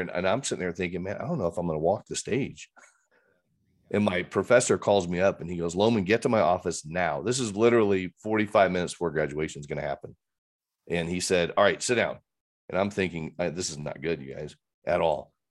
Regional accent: Fort Wayne, Indiana, United States; now in Littleton, United States; grew up in Fort Wayne, Christian home, aunts, uncles, cousins, everybody was in Fort Wayne

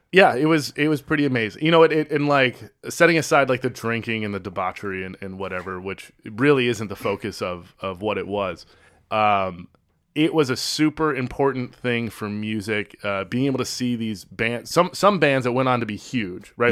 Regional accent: Chicago, Illinois, United States

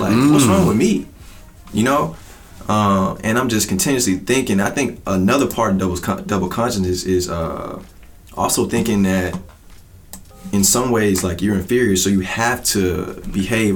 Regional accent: Atlanta, Georgia, United States; moved away as an adult; also born or lived in Hampton, Georgia; now in Chicago, United States; Most of my life, I grew up on the South Side of Atlanta

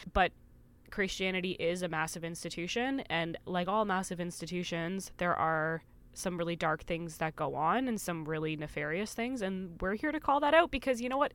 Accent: Canada; we grew up together in Canada

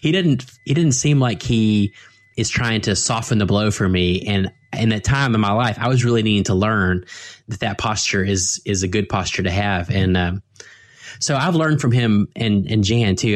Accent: United States; as American Christians

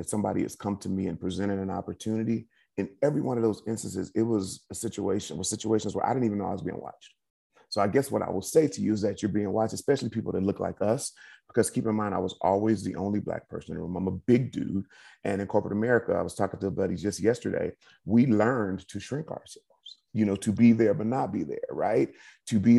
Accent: Inglewood, California, United States; my dad's in the entertainment industry, you know, two hardworking parents, Inglewood, California

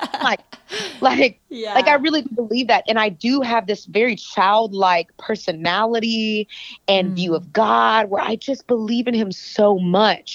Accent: Texas, United States; I'm from Texas

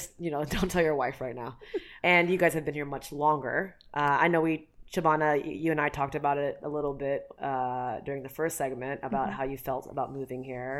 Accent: United States; I was born and raised in America.

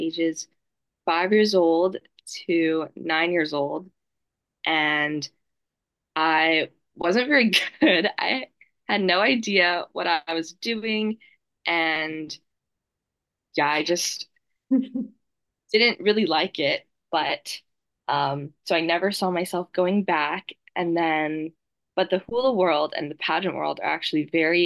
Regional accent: Honolulu, Hawaii, United States; I was born and raised in Honolulu, Hawaii

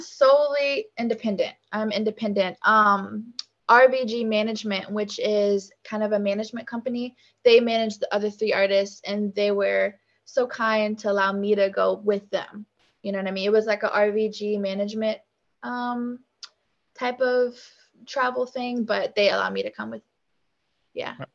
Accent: Richmond, Virginia, United States; also born or lived in Petersburg, Virginia; I was born in Richmond, spent a good amount of my younger days uh, here and then i moved to petersburg so i would say that's where i went to like elementary school

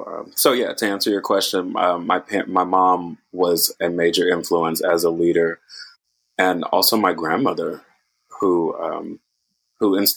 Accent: Oakland, California, United States; also born or lived in Berkeley; I'm from Oakland. I grew up in the Bay Area, mostly to Oakland and Berkeley

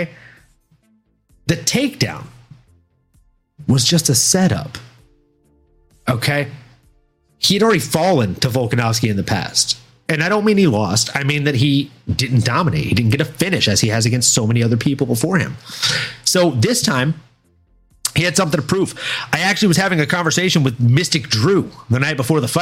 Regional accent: the South, United States; growing up in the South

